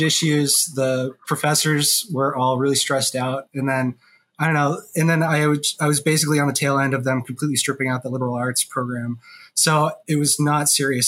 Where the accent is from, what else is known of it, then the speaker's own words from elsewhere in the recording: Alaska, United States; moved away as an adult; also born or lived in Vermont; I'm from Alaska. I was born there. I mean, I lived in Vermont a while too, but mainly I grew up in Alaska